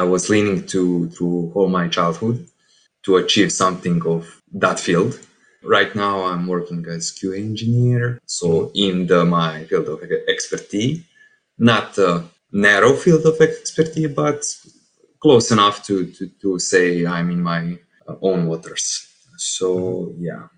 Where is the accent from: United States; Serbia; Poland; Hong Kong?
Serbia; English is a second language; I'm from Serbia